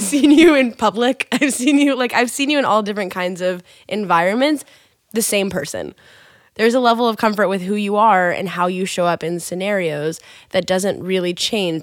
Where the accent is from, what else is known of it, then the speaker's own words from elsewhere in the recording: Kansas, United States; I'm from Kansas